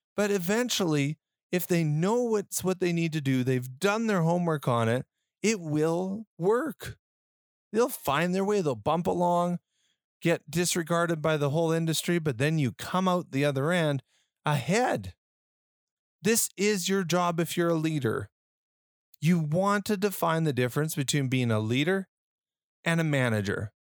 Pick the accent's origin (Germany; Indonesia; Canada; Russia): Canada; Western Canada; born or raised there